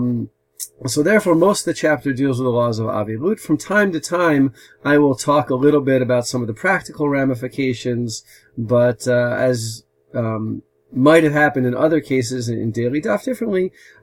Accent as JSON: {"language": "English", "region": "New Jersey", "country": "United States", "accent": "American", "moved": "yes", "lives_now": "Modi'in, Israel", "said": "as you can tell from my American accent, I'm originally from America, from the state of New Jersey"}